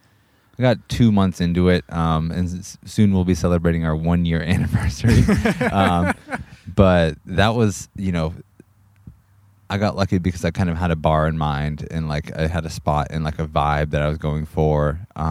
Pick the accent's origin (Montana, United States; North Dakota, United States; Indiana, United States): Montana, United States; also born or lived in Clackamas, Oregon / Gresham, Oregon; now in Portland, United States; when I grew up in Montana, I went up back up to Montana when I was like in third, fourth grade